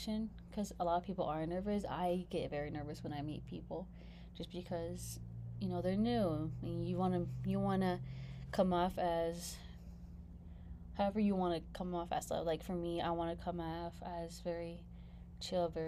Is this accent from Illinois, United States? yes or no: no; California, United States; moved away as an adult; I come from Cali